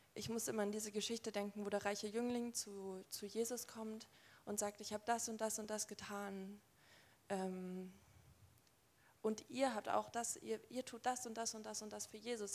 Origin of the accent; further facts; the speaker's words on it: Nuremberg, Bavaria, Germany; Ich bin in Nürnberg ähm, geboren und aufgewachsen